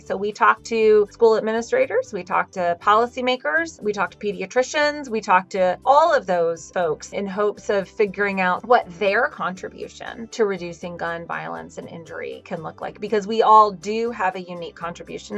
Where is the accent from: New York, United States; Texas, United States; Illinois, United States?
Texas, United States; now in Connecticut, United States; my home state, which is Texas